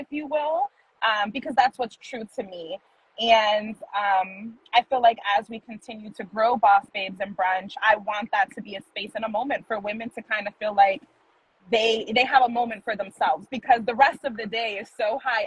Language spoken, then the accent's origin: English; New York City, New York, United States; I grew up in Manhattan